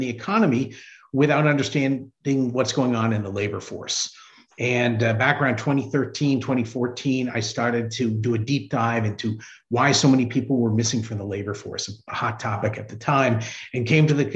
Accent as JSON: {"language": "English", "town": "Hartford", "region": "Connecticut", "country": "United States", "tie": "born or raised there", "said": "I grew up in Hartford, Connecticut"}